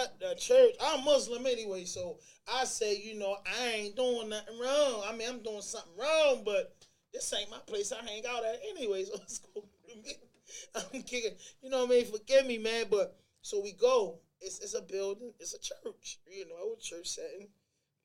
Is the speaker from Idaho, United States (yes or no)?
no; Baltimore, Maryland, United States; also born or lived in New York / Albany; I'm from Baltimore, and that's what 70% of the culture like out here. We haze people.